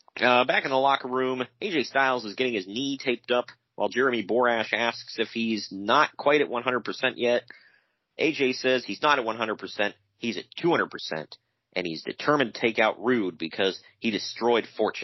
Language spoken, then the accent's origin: English; New York, United States; yeah, we're both from New York.